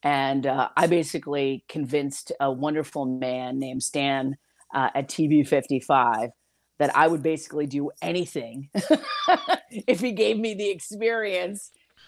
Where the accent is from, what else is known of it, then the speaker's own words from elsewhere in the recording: New York, United States; I am so proud of the fact that I am from New York